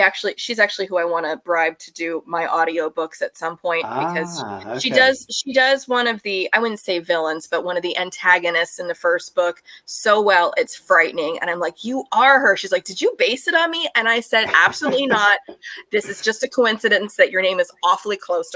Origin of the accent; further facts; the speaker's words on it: United States; as an American.